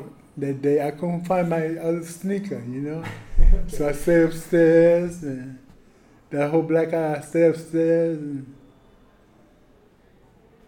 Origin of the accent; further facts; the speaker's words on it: New York City, New York, United States; Growing up in Brooklyn